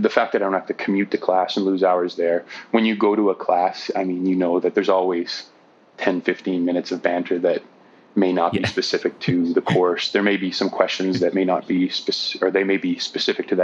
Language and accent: English; Ancaster, Ontario, Canada; also born or lived in Hamilton, Ontario / Victoria, British Columbia / Burnaby, British Columbia; now in Nanaimo, Canada; I was born in Hamilton, Ontario, and grew up in Ancaster, Ontario